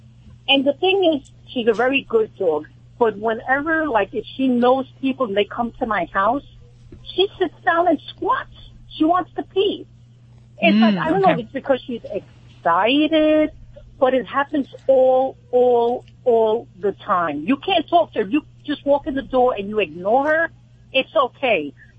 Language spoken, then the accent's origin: English; New York, United States; accent: New York; now in Cambridge, United States; I was raised in New York, but now I've been here about 3 years.